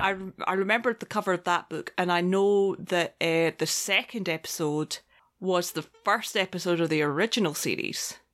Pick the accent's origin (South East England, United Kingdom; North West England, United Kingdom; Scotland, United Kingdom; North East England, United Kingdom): Scotland, United Kingdom; I come from Scotland